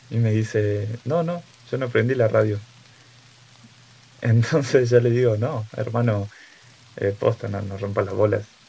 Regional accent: Catamarca, Argentina; moved away; mi provincia natal para los que me conocen, he vivido en tres provincias en total. En la que más viví es Catamarca

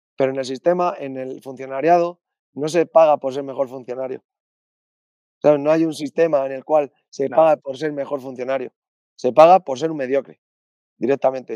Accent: Spain; also born or lived in Alcalá de Henares, Community of Madrid / Torrejón del Rey, Castilla-La Mancha; al principio vivía en Alcalá, luego en Torrejón del Rey

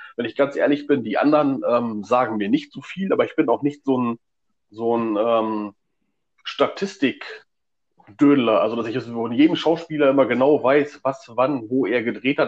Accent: Stemwede, North Rhine-Westphalia, Germany; ich komme aus äh, Stemwede, ähm, das ist irgendwo am Arsch der Welt.

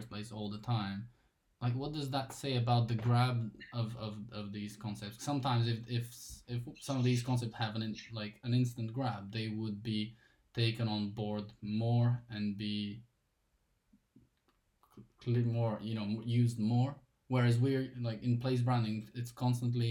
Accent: Bulgaria; moved away; as like my hometown, because I'm originally from Bulgaria

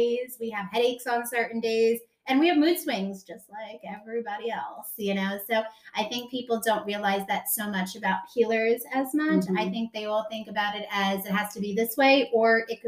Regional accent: New York, United States; now in Mooresville, United States; I am from New York. I am now in Mooresville.

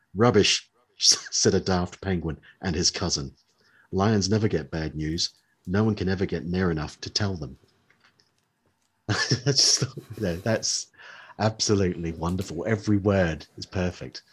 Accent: New Zealand; moved away; growing up in New, New Zealand.

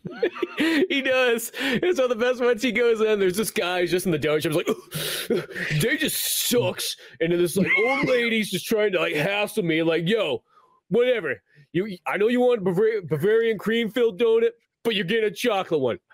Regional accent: United States; as an American

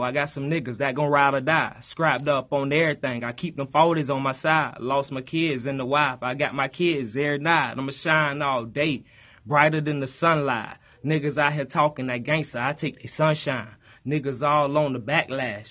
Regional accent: Fort Pierce, Florida, United States; I'm from Fort Pierce, Florida, Saint Lucie County

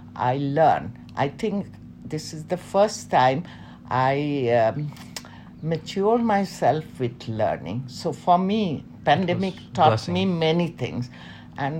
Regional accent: Dhaka, Dhaka Division, Bangladesh; moved away as an adult; also born or lived in Chattogram, Bangladesh / London, United Kingdom / Milan, Italy; my mother is from Dhaka. My father is from North Bengal, Rangpur, now the Nilphamari district. Okay. And I stayed, I think, when I was around 2 years, we came to Dhaka. I was brought up in Dhaka, in old Dhaka.

